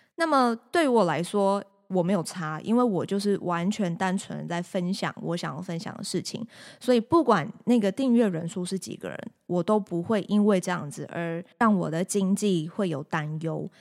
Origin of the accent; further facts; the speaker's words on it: Taiwan; 土生土长的这个台湾人